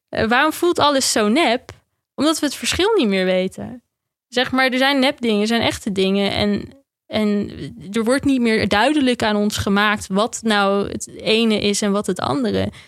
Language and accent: Dutch; Netherlands; Wij als Nederlanders zijn vrij nuchter